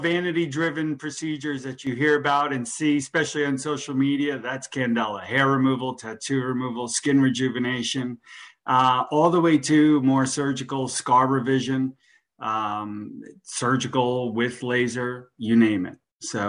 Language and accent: English; New Jersey, United States; now in Boca Raton, United States; I went to FAU here in Boca Raton. I came down from Jersey.